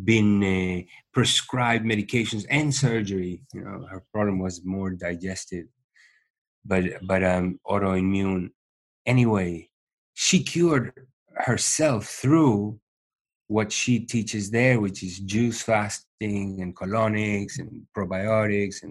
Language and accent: English; Uruguay; moved away as an adult; also born or lived in New York / India; I was born in Uruguay.